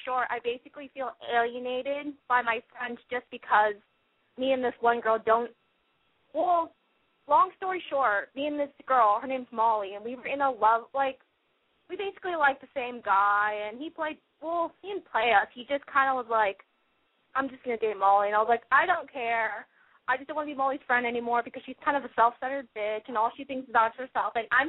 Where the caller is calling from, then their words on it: Fullerton, California, United States; I'm 17. I'm from Fullerton